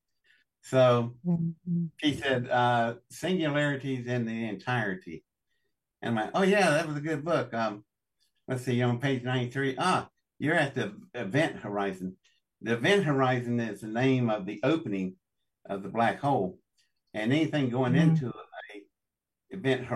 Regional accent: Welch, West Virginia, United States; I was born in Welch, West Virginia, in District 10 of the Pocahontas coal fields.

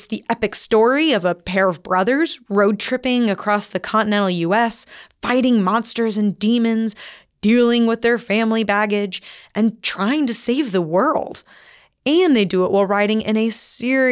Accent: Texas, United States; moved away as an adult; now in Midwest, United States; I'm obnoxiously Texan

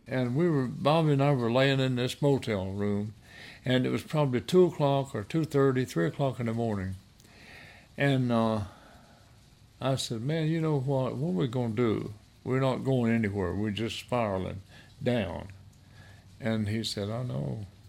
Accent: Nashville, Tennessee, United States; moved away as an adult; also born or lived in Goodlettsville, Tennessee; now in Asheville, United States; I grew up in Nashville, Tennessee, where you had to play music out of self-defense

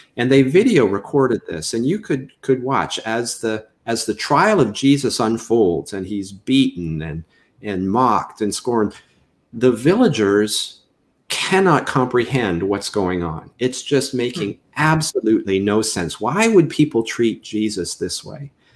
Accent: Canada; moved away as an adult; I'm originally from Canada. You'll probably pick that up when I say anything with an OU diphthong, out and about is what usually uh, signals to people I'm not from Mississippi.

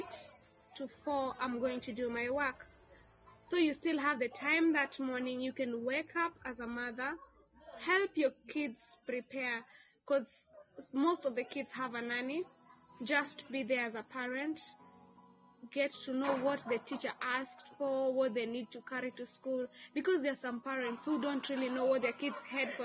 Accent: Kenya; moved away as an adult; now in Uganda; I'm from Kenya.

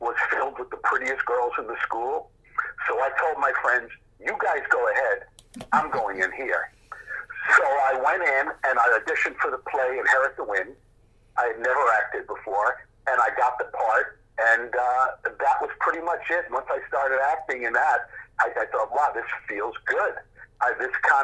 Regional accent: New York City, New York, United States; The neighborhood where I grew up, that Elmhurst Hospital was

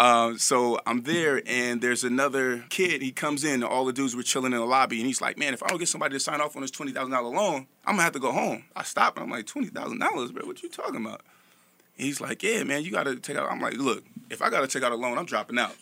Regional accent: Vallejo, California, United States; I'm from Vallejo, California

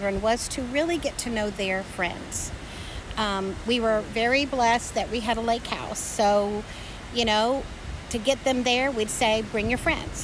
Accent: Marietta, Georgia, United States; I'm from Marietta, Georgia, which is north of Atlanta.

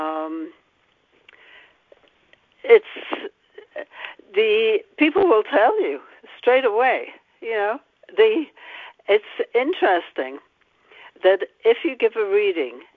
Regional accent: the north of England, United Kingdom; now in United States; England, the north of England

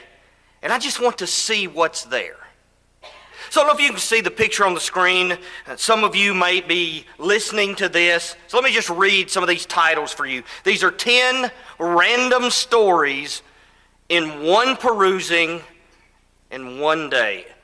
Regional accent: Elizabethtown, Kentucky, United States; also born or lived in Tennessee; now in Alabama, United States; I grew up in Elizabethtown, Kentucky.

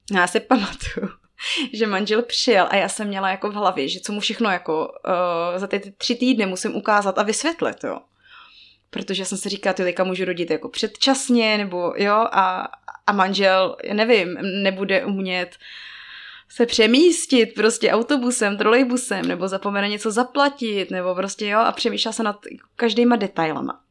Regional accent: Czechia; moved away as an adult; also born or lived in Togo

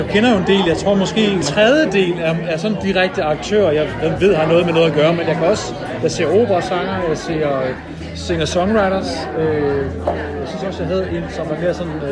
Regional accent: Jutland, Denmark; jeg elsker Jylland, jeg er selv fra Jylland, og ja.

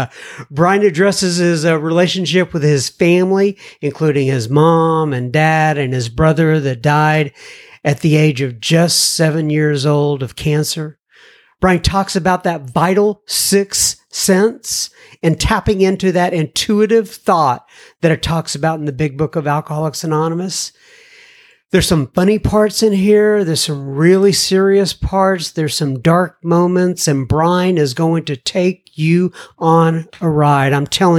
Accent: Dallas, Texas, United States; You know, I grew up in Oak Cliff.

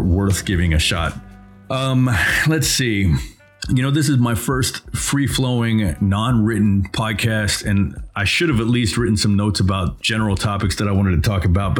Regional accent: United States; as an American looking from the outside

